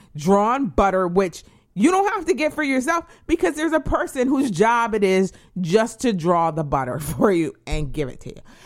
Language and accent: English; New England, United States; moved away; I am from New England.